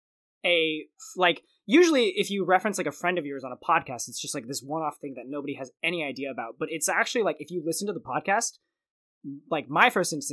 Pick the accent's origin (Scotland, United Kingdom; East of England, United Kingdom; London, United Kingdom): London, United Kingdom; What? Isn't that Australian? I'm from London. Do they say that in London?